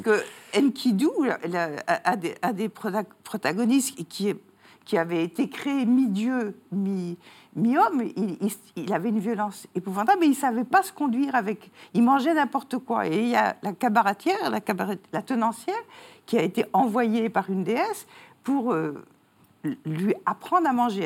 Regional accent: France; now in Belgium; je suis française, mais j'habite en Belgique

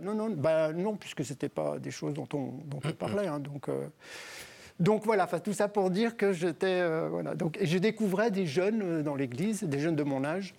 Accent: Ain, countryside near Lyon, Auvergne-Rhône-Alpes, France; also born or lived in Bourg-en-Bresse; j'ai vécu dans la campagne plutôt près de, plutôt près de Lyon

